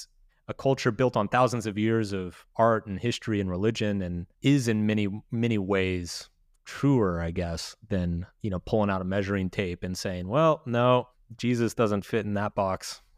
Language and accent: English; Texas, United States; I mean, so I grew up quite religious. I grew up in Texas.